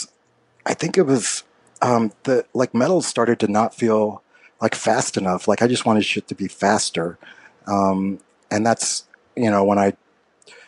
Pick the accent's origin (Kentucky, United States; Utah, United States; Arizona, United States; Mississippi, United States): Kentucky, United States; Louisville; growing up in Louisville, Kentucky